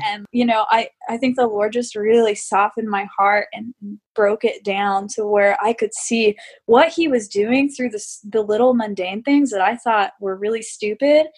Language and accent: English; United States; I'm American